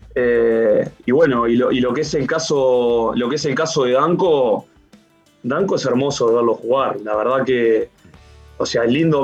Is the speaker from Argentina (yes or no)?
no; Uruguay; moved away as an adult; now in Chile; había vuelto a Uruguay, pero obviamente justo a China se tomó la decisión de, no ir y, ya me quedé, me quedé en mi país